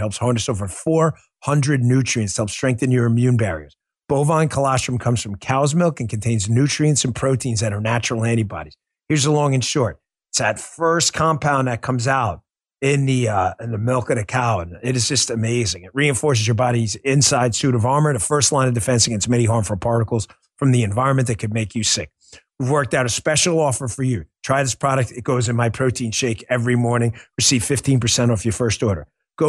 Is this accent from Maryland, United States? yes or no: no; Queens, New York, United States; accent: New York; now in Florida, United States; I'm a Queens kid. I had to get rid of my New York accent because I came down here to Florida